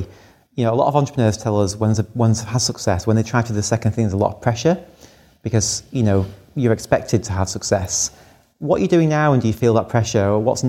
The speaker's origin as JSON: {"language": "English", "town": "Blackpool", "region": "North West England", "country": "United Kingdom", "tie": "born or raised there", "said": "You know, I grew up in Blackpool and wanted to make a better life for myself."}